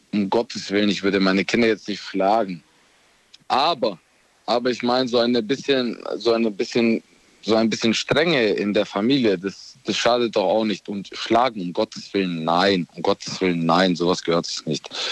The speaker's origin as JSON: {"language": "German", "country": "Romania", "tie": "born or raised there", "moved": "yes", "lives_now": "Ulm, Germany", "said": "ich bin gebürtiger Rumäne"}